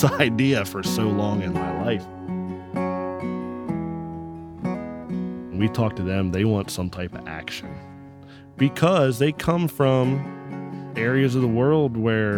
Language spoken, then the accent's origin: English; Lititz, Pennsylvania, United States; I'm from Lititz